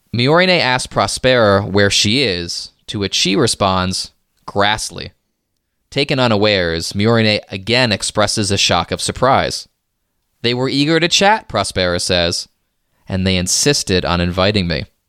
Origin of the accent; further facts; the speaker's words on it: United States; I'm an American here